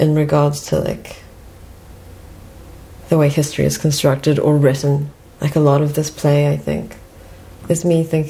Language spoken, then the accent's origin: English; New Zealand; moved away as an adult; now in Canada; I also grew up in New Zealand